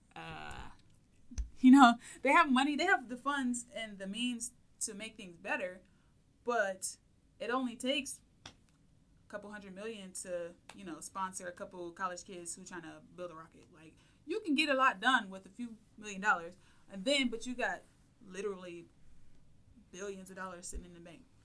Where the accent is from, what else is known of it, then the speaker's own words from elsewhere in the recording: Toledo, Ohio, United States; I'm from Toledo, so I applied to UT